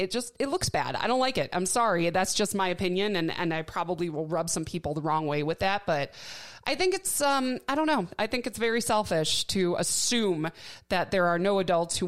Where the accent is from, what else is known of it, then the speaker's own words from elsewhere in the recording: Milwaukee, Wisconsin, United States; moved away; back in my hometown of Milwaukee